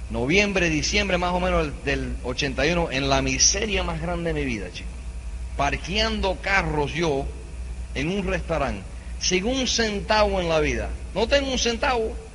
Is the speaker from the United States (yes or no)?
yes; New York, United States; born there; Típico latinoamericano, vaya nací en los Estados Unidos, ¿sabes? Yo nací en Nueva York de padres cubanos, pero la sangre cubana sí que es fibra ya tú sabes.